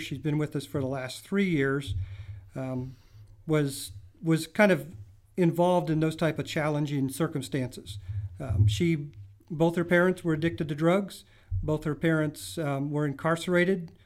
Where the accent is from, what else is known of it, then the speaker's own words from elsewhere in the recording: Midland, Texas, United States; moved away as an adult; also born or lived in Kansas; I grew up in Free Methodist Church in Midland, Texas.